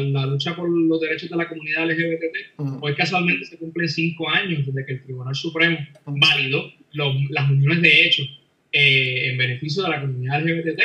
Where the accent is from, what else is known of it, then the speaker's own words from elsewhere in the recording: Puerto Rico; yo como puertorriqueño o como ciudadano de Washington DC